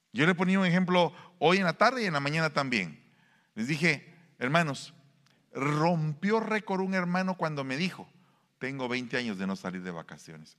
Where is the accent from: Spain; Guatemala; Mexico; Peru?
Guatemala; now in United States; en mi pueblo